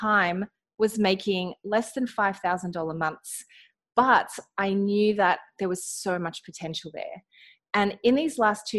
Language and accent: English; Australia; accent: Australian; I am in Australia. You might be able to hear it in my accent.